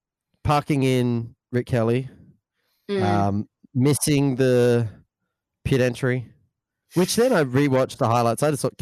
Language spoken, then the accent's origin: English; Darwin, Northern Territory, Australia; We're from Darwin